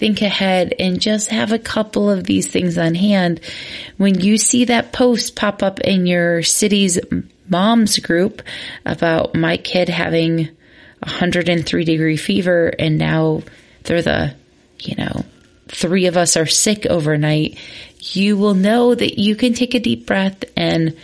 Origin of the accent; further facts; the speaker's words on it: Midwest, United States; growing up in the Midwest